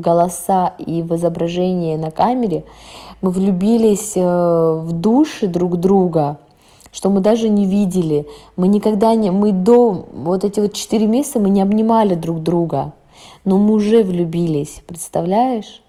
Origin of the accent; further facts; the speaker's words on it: Russia; я-то выросла всё равно в России